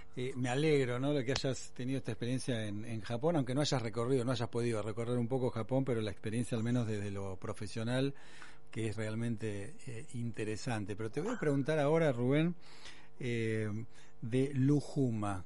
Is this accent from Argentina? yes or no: yes; Argentina; somos autorreferenciales los argentinos